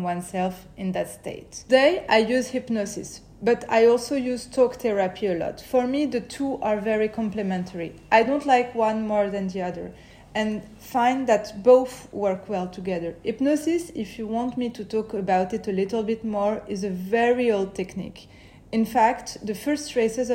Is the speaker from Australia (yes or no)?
no; Paris, Île-de-France, France; I grew up in Paris, where I still live today